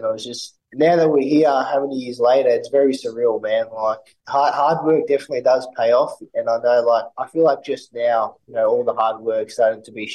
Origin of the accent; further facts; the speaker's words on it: Melbourne, Victoria, Australia; in my hometown